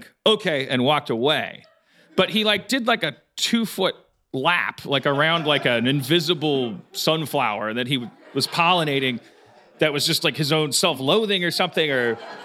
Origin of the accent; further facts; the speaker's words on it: Wisconsin, United States; moved away; We're from Wisconsin